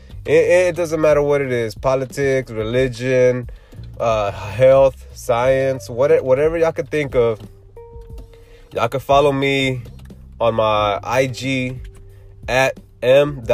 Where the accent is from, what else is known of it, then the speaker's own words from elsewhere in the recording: Houston, Texas, United States; I'm from Houston, Texas